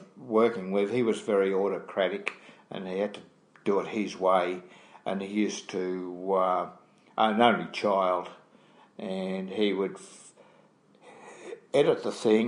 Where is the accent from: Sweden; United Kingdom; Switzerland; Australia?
Australia; I'm from Australia.